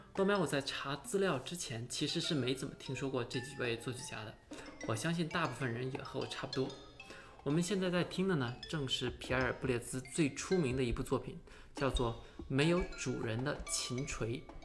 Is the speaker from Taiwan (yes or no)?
no; China; 我也是中国人